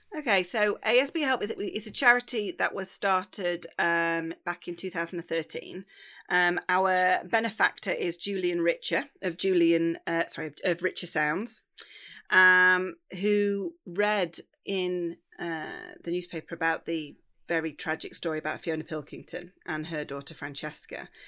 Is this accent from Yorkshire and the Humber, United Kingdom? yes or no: no; Bakewell, East Midlands, United Kingdom; also born or lived in Northumbria; I am born and raised in Bakewell in Derbyshire